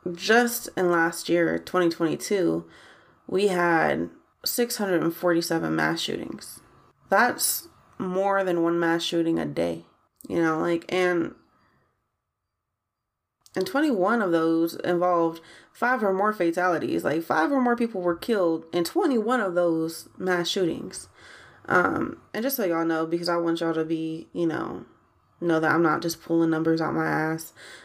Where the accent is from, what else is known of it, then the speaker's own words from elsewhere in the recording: Columbus, Ohio, United States; I'm American. I am from Ohio, specifically the 614. That's Columbus, Ohio, for those of y'all who don't know.